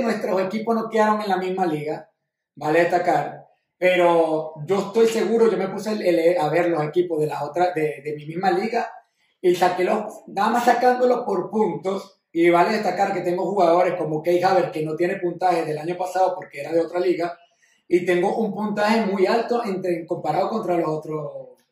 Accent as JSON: {"language": "Spanish", "country": "Venezuela", "said": "mis raíces están, somos venezolanos"}